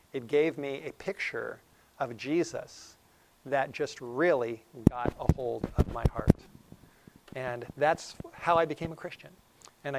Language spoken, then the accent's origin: English; Los Angeles, California, United States; I grew up in North Hollywood.